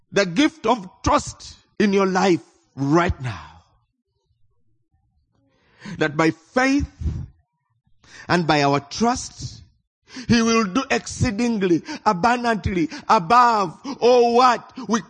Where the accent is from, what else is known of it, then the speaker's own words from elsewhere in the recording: Uganda; I come from Uganda.